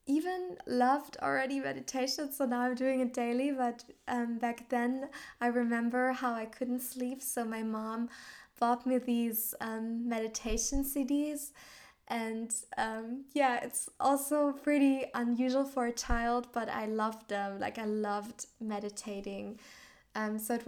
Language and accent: English; Southern Germany, Germany; also born or lived in Australia / Thailand / Finland; I grew up in a tiny village in southern Germany